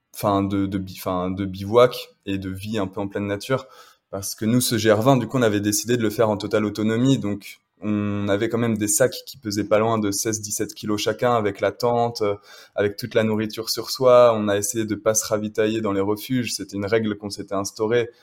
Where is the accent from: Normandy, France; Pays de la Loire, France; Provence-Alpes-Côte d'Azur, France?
Pays de la Loire, France; Le Mans; je suis originaire du Mans à l'origine, j'ai grandi là-bas